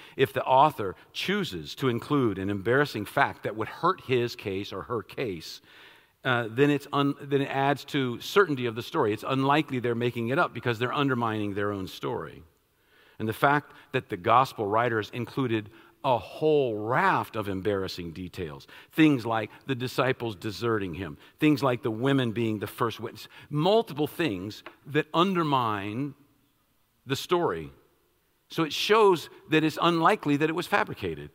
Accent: Washington, District of Columbia, United States; I'm from Washington, D.C., I, I, I love all things Washington

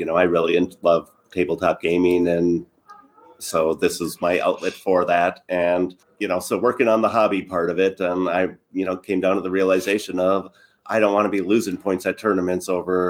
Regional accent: near Duluth, Minnesota, United States; moved away; I'm from up by Duluth and was living up there for a while.

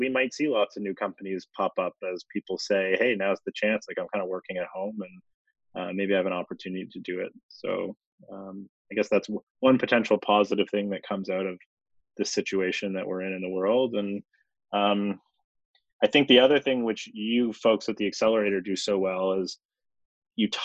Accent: Toronto, Ontario, Canada; I grew up in Toronto.

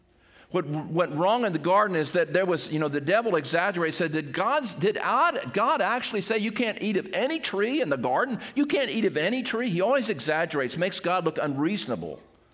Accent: Seaford, United States; When I was a kid growing up, playing baseball in the backyard of where I grew up in Airport Road in Seaford

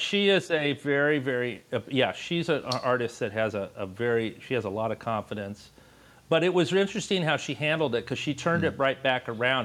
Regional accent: Los Angeles, California, United States; moved away; I grew up in Los Angeles.

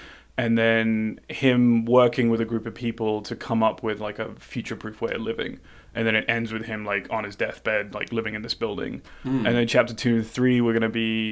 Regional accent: London, United Kingdom; moved away; born and raised in London

